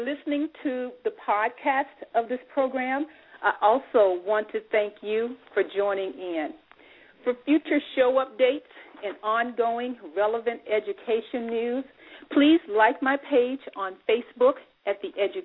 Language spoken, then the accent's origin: English; Memphis, Tennessee, United States; moved away; also born or lived in Dayton, Ohio; I grew up in Memphis, Tennessee